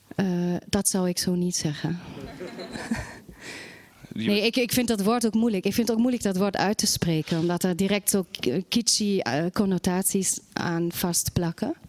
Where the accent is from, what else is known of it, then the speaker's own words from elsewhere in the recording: Germany; now in Netherlands; Ik kom wel oorspronkelijk uit Duitsland